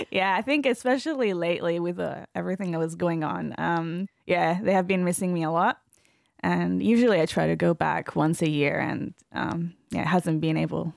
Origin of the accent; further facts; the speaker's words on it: Padua, Veneto, Italy; English is a second language; I was born in Italy, close to Venice, in Padova. And my dad is Russian-Ukrainian with a Jewish background. And my mom is Italian. So I lived there for most of my life, but they sent me to an American private school.